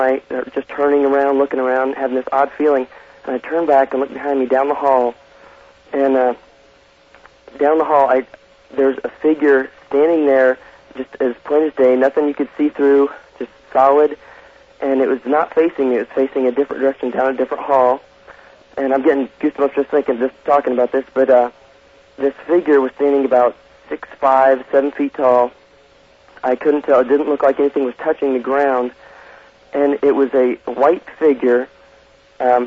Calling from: Overland Park, Kansas, United States; I'm calling from Overland Park, Kansas.

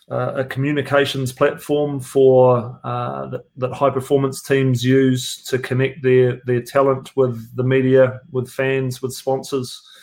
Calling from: Auckland, New Zealand; Mate, I am in Auckland, New Zealand, uh, sitting down near the viaduct, uh, near the water

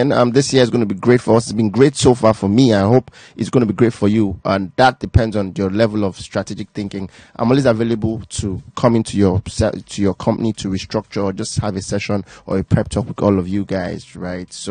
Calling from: Ikeja, Lagos, Nigeria; calling from Ikeja.

